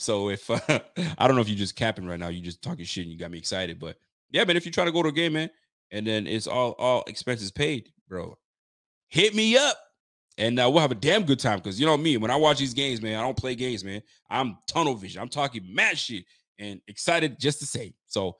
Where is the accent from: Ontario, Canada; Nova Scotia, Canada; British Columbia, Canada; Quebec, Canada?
Nova Scotia, Canada; I sure am in Canada. I am a Canadian, my G. I live in Nova Scotia. I'm out here in Scotialand.